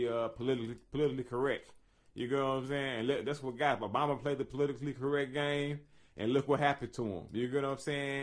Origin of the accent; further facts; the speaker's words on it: Chicago, Illinois, United States; as a Chicagoan